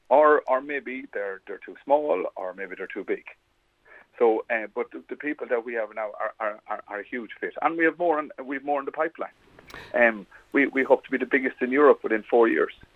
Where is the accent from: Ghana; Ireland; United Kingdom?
Ireland; Westmeath, Leinster; I'm born and bred in Westmeath